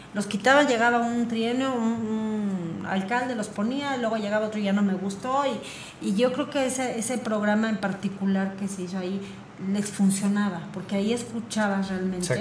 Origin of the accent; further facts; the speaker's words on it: Querétaro, Mexico; ya somos pocos queretanos